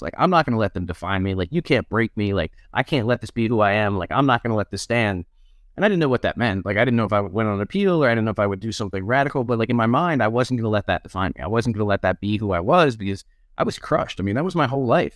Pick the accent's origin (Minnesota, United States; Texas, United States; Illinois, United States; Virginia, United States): Virginia, United States; Charlottesville; I was born in Charlottesville, Virginia, which is where I live again now. Um, raised here, went to school here